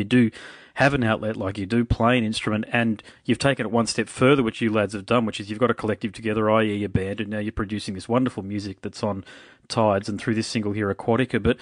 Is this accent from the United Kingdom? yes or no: no; Australia; I'm as Aussie as everybody else is, I'm Australian